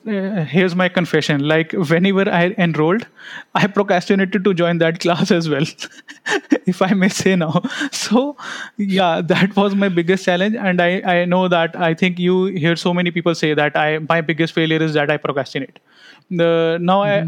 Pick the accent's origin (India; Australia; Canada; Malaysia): India; being an Indian parent